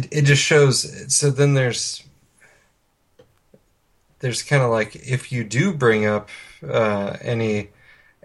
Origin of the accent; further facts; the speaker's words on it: Oregon, United States; moved away; also born or lived in Phoenix; my hometown